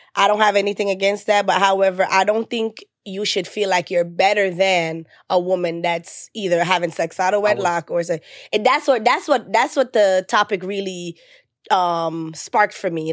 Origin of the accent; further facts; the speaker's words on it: Jamaica; I'm Jamaican